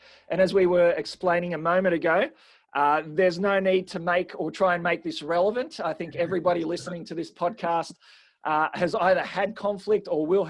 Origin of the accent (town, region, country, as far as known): Australia